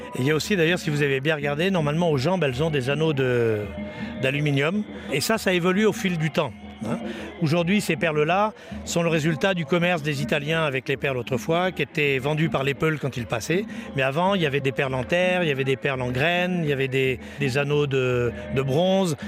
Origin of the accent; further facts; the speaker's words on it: France; Je suis français